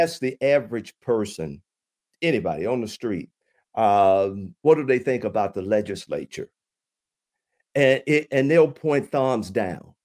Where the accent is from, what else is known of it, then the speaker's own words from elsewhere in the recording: Chattanooga, Tennessee, United States; moved away as an adult; now in Michigan, United States; I'm originally from Chattanooga, Tennessee.